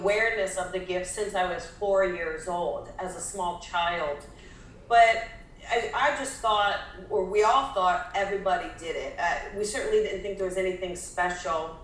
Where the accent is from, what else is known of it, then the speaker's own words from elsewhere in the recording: New Jersey, United States; I'm from New Jersey.